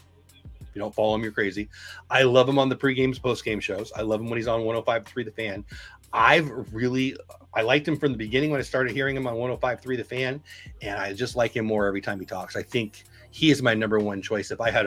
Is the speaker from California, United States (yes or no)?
yes; San Diego, California, United States; I'm from Southern California.